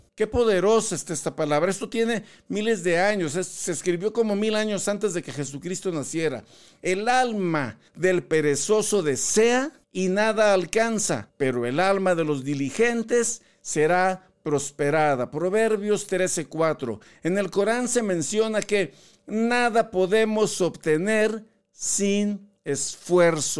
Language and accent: Spanish; Tampico, Tamaulipas, Mexico; yo soy de la costa, yo soy de Tampico, Tamaulipas